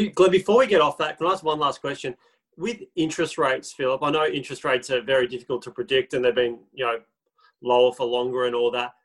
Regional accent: Melbourne, Victoria, Australia; we are from Melbourne

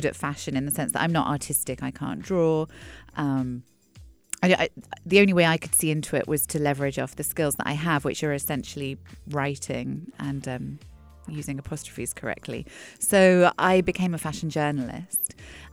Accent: England, United Kingdom; when I was growing up in England, in a small town on the south coast, a small retirement village

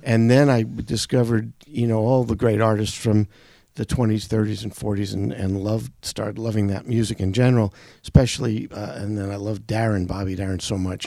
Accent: New York City, New York, United States; I grew up in Brooklyn.

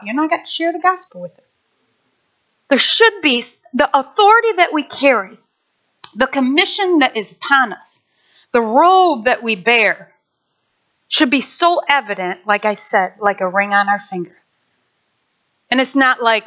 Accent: Nashville, Michigan, United States; moved away; I grew up in Nashville, Michigan.

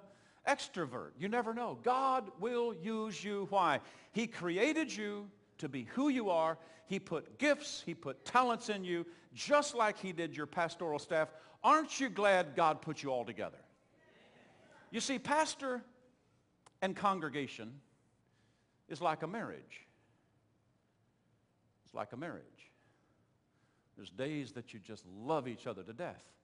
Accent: Oklahoma, United States; accent: southern twang; moved away; I'm from Oklahoma

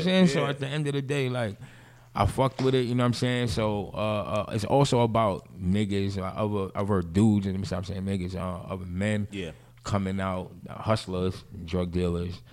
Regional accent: Jamaica; I'm Jamaican

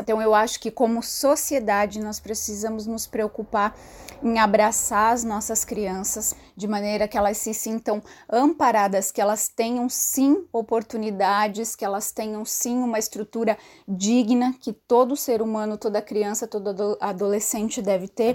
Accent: Santa Catarina, Brazil; now in São Paulo, Brazil; moro na cidade de São Paulo, mas sou natural de Santa Catarina

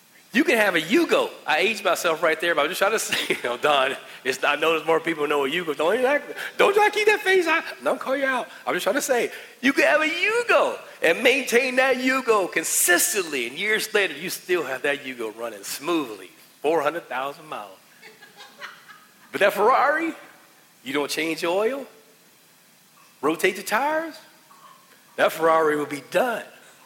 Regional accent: West Virginia, United States; I'm just trying to say I'm from West Virginia

